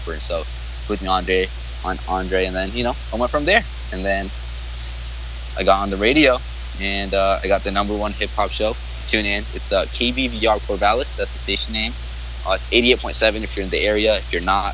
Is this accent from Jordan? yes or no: yes; Jordan; English is a second language; also born or lived in Iraq; now in United States; I'm from Iraq. But I grew up in Jordan.